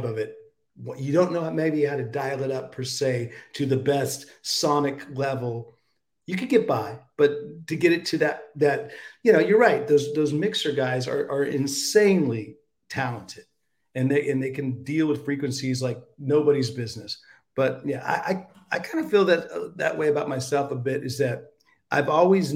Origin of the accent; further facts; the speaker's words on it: United States; I'm American